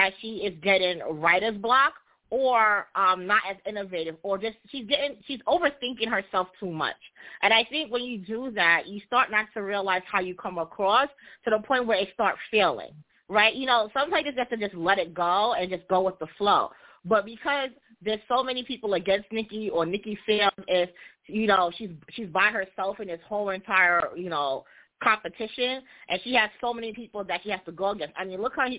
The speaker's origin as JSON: {"language": "English", "country": "Jamaica", "said": "I'm also Jamaican"}